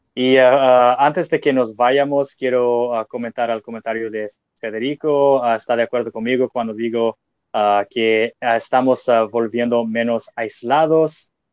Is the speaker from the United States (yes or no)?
yes; United States; yo amo siendo norteamericano